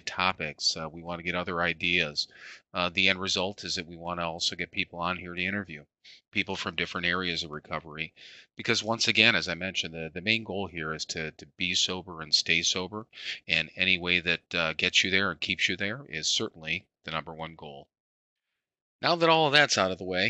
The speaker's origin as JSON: {"language": "English", "town": "Parma", "region": "Ohio", "country": "United States", "tie": "born or raised there", "said": "I was born in Parma, Ohio"}